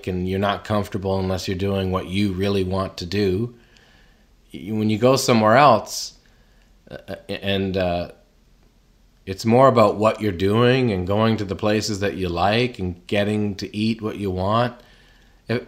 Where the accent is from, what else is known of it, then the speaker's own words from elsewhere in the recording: Canada; growing up in Canada